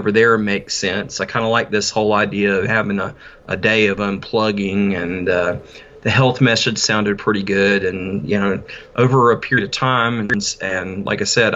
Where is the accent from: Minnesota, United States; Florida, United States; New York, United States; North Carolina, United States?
North Carolina, United States; I was born in South Carolina. I grew up in North Carolina